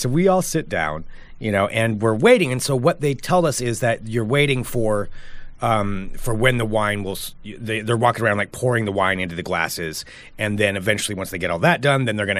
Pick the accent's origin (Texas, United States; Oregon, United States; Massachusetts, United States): Oregon, United States; I grew up in Oregon